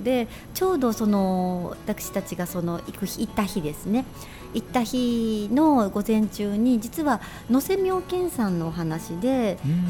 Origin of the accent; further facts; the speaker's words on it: Japan; also born or lived in Shiga Prefecture / Kyoto; 海の遠い町で育っている